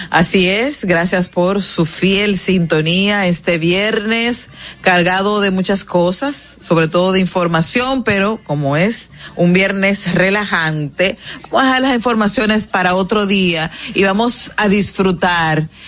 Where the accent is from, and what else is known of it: Dominican Republic